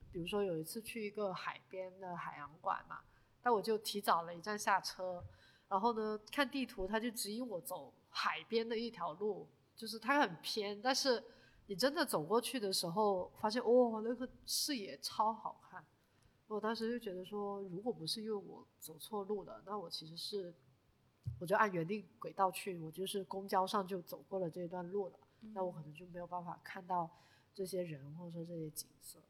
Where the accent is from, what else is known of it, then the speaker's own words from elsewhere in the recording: China; 我们中国人